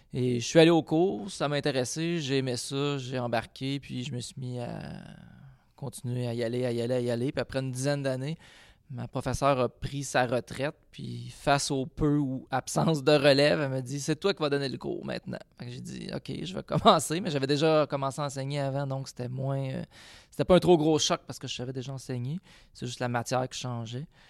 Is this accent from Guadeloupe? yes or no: no; Quebec, Canada; je suis un Québécois